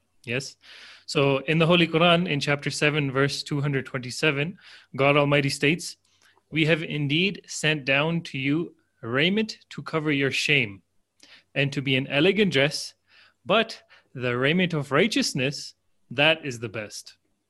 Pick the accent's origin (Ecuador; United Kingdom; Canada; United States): Ecuador; But as you said, you're from Jamaica, I am from Ecuador.